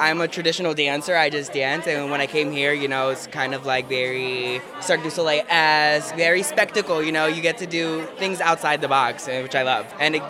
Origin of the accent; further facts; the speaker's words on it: Springfield, Massachusetts, United States; I'm from Springfield, Massachusetts.